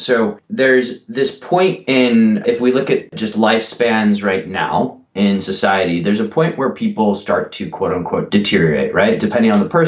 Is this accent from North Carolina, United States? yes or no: no; Philadelphia, Pennsylvania, United States; moved away as an adult; also born or lived in Chicago / Singapore; now in Amsterdam, Netherlands; I grew up in Chicago and predominantly Philadelphia